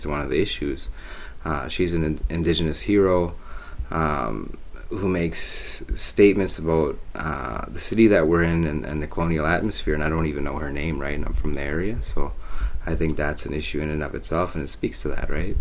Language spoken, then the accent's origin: English; Thunder Bay, Ontario, Canada; I am from Thunder Bay. I've lived here for quite some time